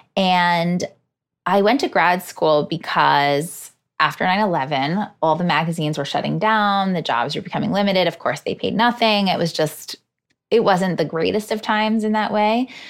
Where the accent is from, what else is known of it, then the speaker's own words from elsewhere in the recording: Hudson Valley, New York, United States; now in New York City, United States; I grew up in the Hudson Valley